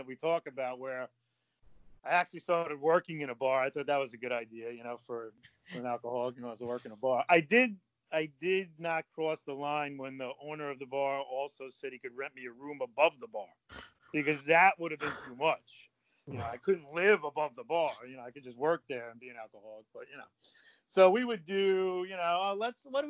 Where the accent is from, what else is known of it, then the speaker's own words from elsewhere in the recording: Northeast, United States; I grew up in the Northeast in an affluent community